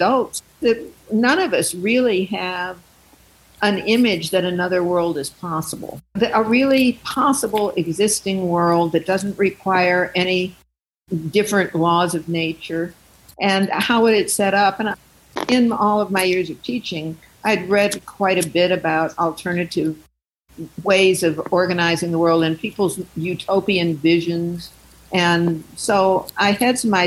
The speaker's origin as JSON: {"language": "English", "town": "St. Louis", "region": "Missouri", "country": "United States", "tie": "born or raised there", "moved": "yes", "lives_now": "Oakland, United States", "said": "I grew up in St. Louis where there was a large group of African Americans"}